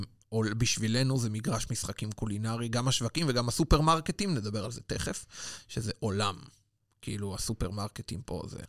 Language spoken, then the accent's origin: Hebrew; Israel; now in London, United Kingdom; אני מישראל